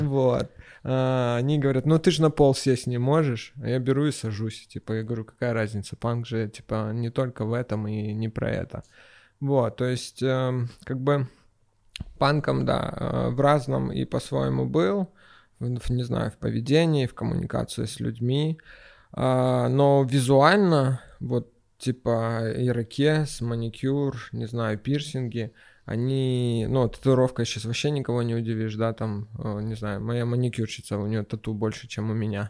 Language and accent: Russian; Sevastopol, Ukraine; мороженое даже ел а, в детстве в Севастополе